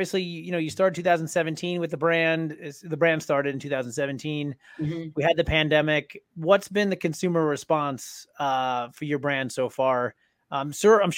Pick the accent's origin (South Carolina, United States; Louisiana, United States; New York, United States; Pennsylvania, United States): New York, United States; I'm from New York